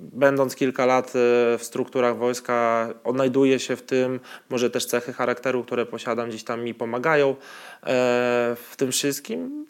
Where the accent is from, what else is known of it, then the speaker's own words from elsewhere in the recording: Białystok, Podlaskie Voivodeship, Poland; moved away; also born or lived in Poznań; u mnie w Białymstoku